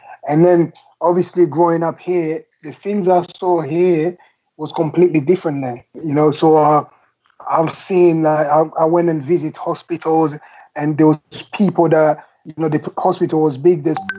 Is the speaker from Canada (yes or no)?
no; England, United Kingdom; When I first, obviously, I grew up here in England, and my first time to go Africa was in 2002 to play a competition.